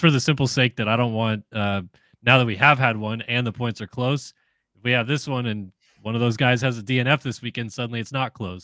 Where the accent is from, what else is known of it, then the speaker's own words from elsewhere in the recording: San Diego, California, United States; moved away; I'm from San Diego originally